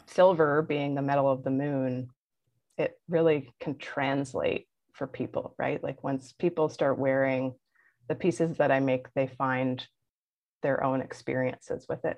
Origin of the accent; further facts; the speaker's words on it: Belleville, Ontario, Canada; accent: Ontarian; I'm originally from the North Shore of uh, Lake Ontario. So if you hear my Ontarian accent, that's why